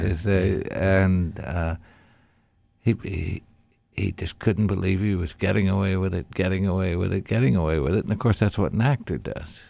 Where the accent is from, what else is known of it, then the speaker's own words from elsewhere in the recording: Indianapolis, Indiana, United States; when I grew up in Indianapolis